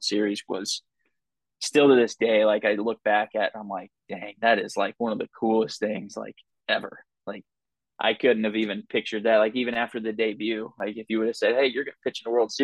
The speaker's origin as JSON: {"language": "English", "region": "Southern Illinois", "country": "United States", "tie": "born or raised there", "also_born_or_lived": "St. Louis, Missouri", "said": "I grew up in Southern Illinois, like 15 minutes from the city. So I'd always just considered St. Louis as home"}